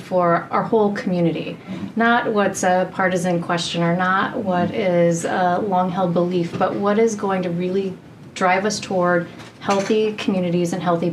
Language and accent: English; Colorado, United States; also born or lived in Nashville; I am a Colorado native, so born and raised in Colorado